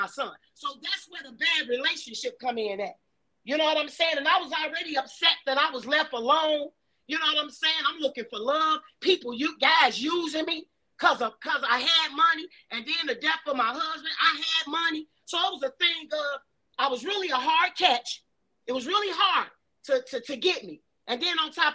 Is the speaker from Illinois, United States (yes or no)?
yes; Chicago, Illinois, United States; also born or lived in Riverdale, Chicago; I was born in Augel Gardens